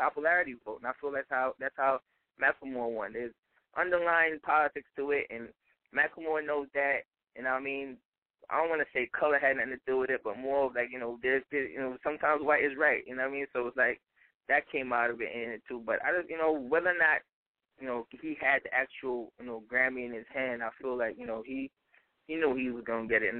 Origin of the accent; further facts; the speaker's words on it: New York City, New York, United States; I'm from Brooklyn